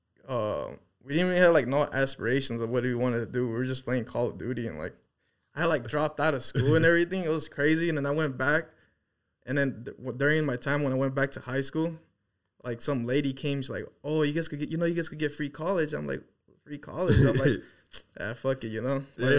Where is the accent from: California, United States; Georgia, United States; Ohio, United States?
California, United States; Los Angeles; we actually come from Los Angeles, like a city called the San Fernando Valley